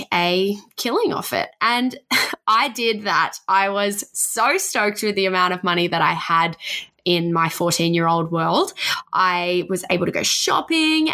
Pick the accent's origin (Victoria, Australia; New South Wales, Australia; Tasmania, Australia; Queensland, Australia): Tasmania, Australia; now in Sunshine Coast, Australia; I grew up in Tasmania. I live in the Sunshine Coast now.